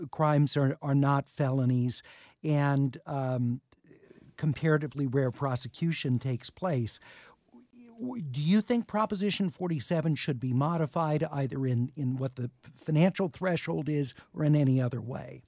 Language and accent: English; Los Angeles, California, United States; growing up in Beechwood Canyon